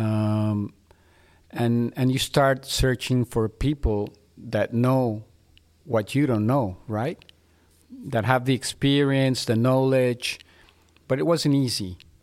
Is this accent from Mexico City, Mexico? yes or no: yes; Mexico City, Mexico; now in Monterrey, Mexico; I was born in Mexico City.